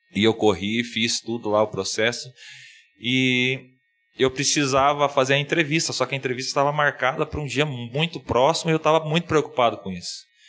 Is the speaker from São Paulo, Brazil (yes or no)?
no; Ponta Grossa, Paraná, Brazil; moved away as an adult; also born or lived in Marabá, Pará; sou aqui da cidade de Ponta Grossa